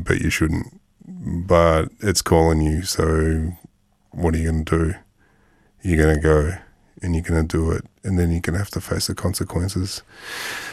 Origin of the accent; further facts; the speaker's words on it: Melbourne, Victoria, Australia; accent: Melbourne; we're in Melbourne and we've both got Melbourne accents